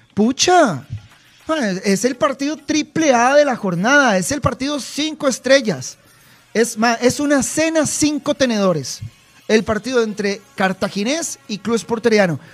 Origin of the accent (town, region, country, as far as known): Costa Rica